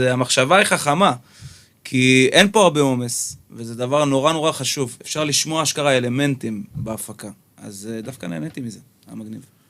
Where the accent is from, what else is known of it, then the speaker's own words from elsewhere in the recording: Jerusalem, Jerusalem District, Israel; now in Tel Aviv, Israel; במקור בירושלמי